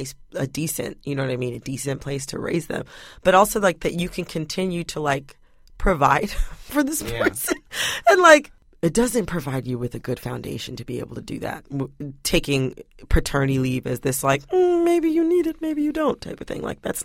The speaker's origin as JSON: {"language": "English", "region": "Michigan", "country": "United States", "said": "I'm from Michigan."}